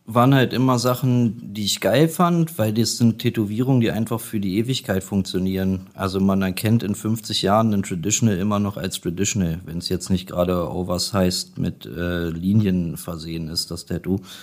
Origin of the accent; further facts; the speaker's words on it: Göttingen, Lower Saxony, Germany; moved away; also born or lived in Kassel; Ich bin gebürtig äh, aus Göttingen, aber ich habe fast 20 Jahre in Kassel gewohnt.